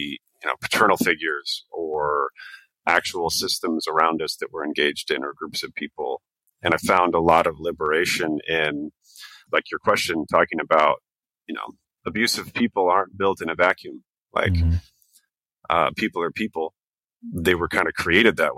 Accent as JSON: {"language": "English", "town": "Portland", "region": "Oregon", "country": "United States", "tie": "born or raised there", "also_born_or_lived": "Astoria, Oregon / Amsterdam, Netherlands", "moved": "as an adult", "said": "I grew up in Portland."}